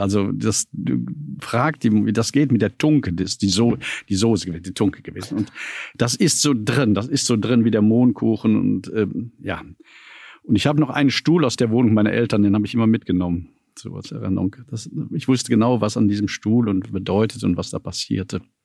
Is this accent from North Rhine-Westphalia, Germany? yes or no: yes; Düsseldorf, North Rhine-Westphalia, Germany; moved away as an adult; also born or lived in Dresden; now in Berlin, Germany; In Düsseldorf-Eller geboren, in einer, wie man so schön sagt, Arbeiterviertel. Das ist ein Heimatstück von Düsseldorf, das mir noch heute Heimat ist. Ich war dort zu Hause, ich habe dort gelebt